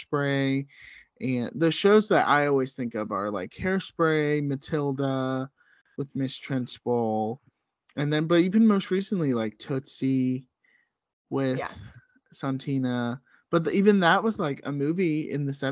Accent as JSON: {"language": "English", "region": "the South", "country": "United States", "tie": "born or raised there", "said": "both Rachel and I grew up in the South"}